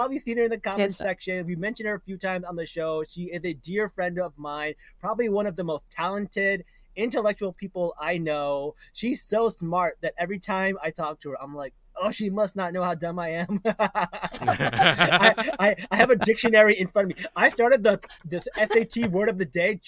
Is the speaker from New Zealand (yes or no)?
no; New Jersey, United States; I'm from Jersey